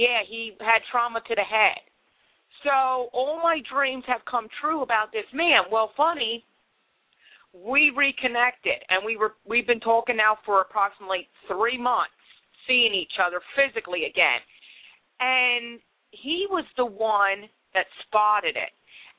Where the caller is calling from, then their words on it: Philadelphia, Pennsylvania, United States; Philadelphia, PA.